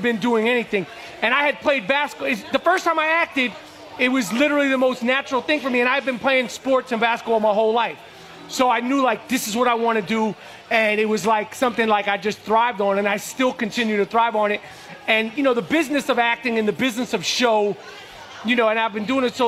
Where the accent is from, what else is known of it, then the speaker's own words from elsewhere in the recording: New York City, New York, United States; growing up in New York at that time, in the streets of New York, playing in the streets of New York